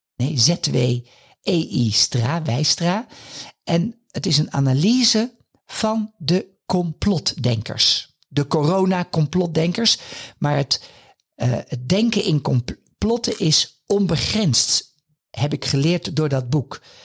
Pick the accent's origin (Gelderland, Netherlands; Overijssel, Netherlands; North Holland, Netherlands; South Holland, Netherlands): North Holland, Netherlands; Haarlem; Haarlem is mijn geboorteplaats